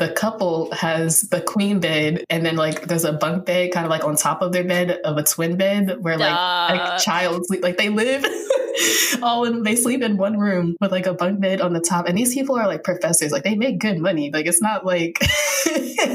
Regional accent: East Coast, United States; I grew up on the East Coast

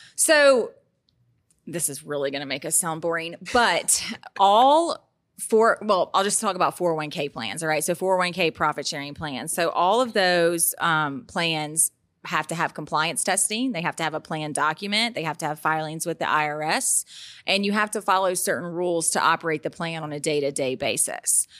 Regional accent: Baton Rouge, Louisiana, United States; I've been born and raised in Baton Rouge

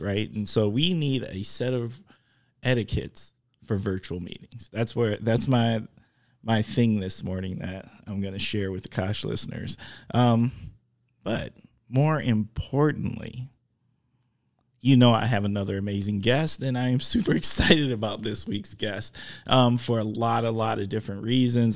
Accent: Oshkosh, Wisconsin, United States

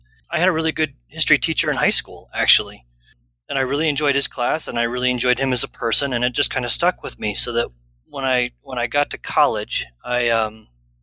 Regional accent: Wisconsin, United States; moved away as an adult; also born or lived in Denver, Colorado / Portland, Oregon; now in Fort Collins, United States; I grew up in Wisconsin for the most part and went to the University of Wisconsin

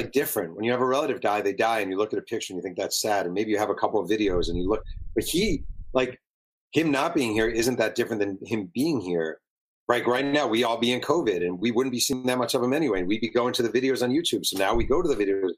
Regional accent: New York, United States; now in Southern California, United States; I'm a New Yorker. I live in Southern California, but I'm born and raised in New York

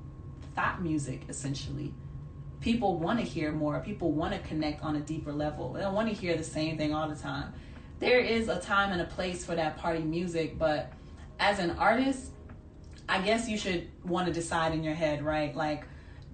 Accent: Jamaica; being Jamaican

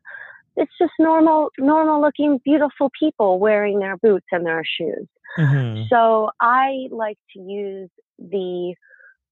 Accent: Pennsylvania, United States; moved away; my hometown in Pennsylvania

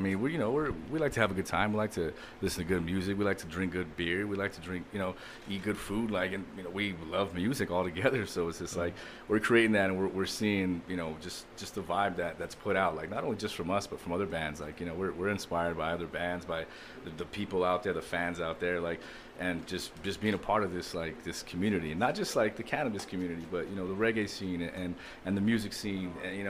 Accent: Hayden, Arizona, United States; I'm from Hayden, Arizona, small mining town.

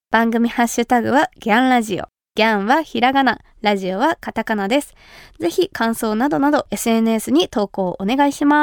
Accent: Kumamoto, Japan; 私が熊本出身で

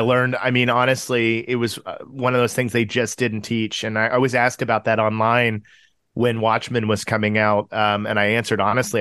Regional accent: Tulsa, Oklahoma, United States; born or raised there; moved away as an adult; also born or lived in Chicago suburbs, Illinois / Urbana-Champaign, Illinois; now in Los Angeles, United States

